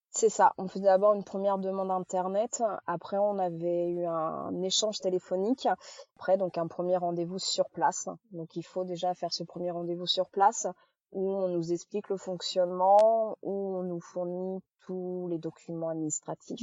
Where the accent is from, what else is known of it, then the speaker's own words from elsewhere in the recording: Charente-Maritime, Nouvelle-Aquitaine, France; on est de, de Charente-Maritime